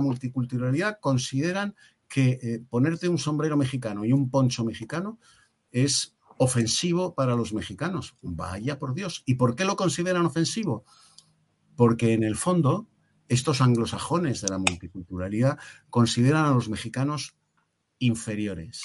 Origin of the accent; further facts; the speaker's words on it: Spain; Yo me siento como español orgullosísimo